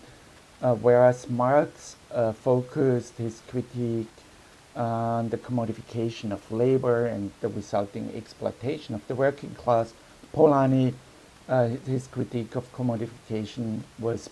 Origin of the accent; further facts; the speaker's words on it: Vienna, Austria; I'm from Vienna city in Europe with this long tradition of public housing